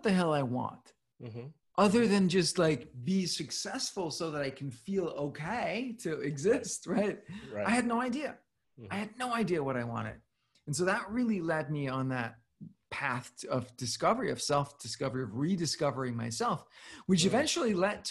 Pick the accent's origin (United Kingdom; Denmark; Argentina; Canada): Denmark; Copenhagen, Capital Region of Denmark; moved away as an adult; also born or lived in New York City / San Francisco; I grew up in Copenhagen